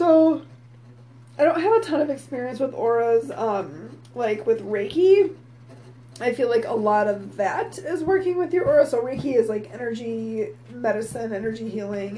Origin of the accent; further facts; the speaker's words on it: Midwest, United States; I'm from the Midwest